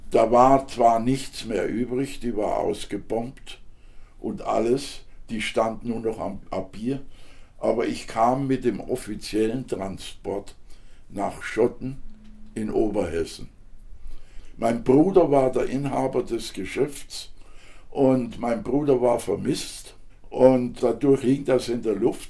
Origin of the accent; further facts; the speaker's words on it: Žatec, Ústí nad Labem Region, Czechia; also born or lived in Franconia; now in Germany; bin Sarzer und meine Familie war auch in Saaz ziemlich bekannt